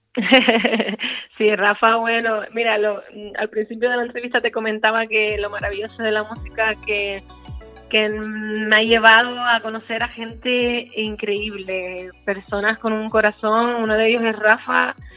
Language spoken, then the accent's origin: Spanish; Santa Cruz de Tenerife, Canary Islands, Spain; nosotras venimos de un barrio muy humilde, del barrio de Añaza, bueno, también nos criamos en La Cuesta y en el barrio de Salud